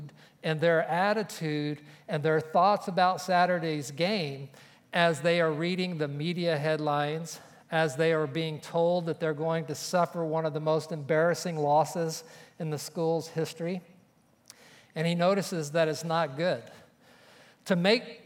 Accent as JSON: {"language": "English", "region": "Oklahoma", "country": "United States", "tie": "born or raised there", "also_born_or_lived": "Texas", "moved": "yes", "said": "growing up in Oklahoma"}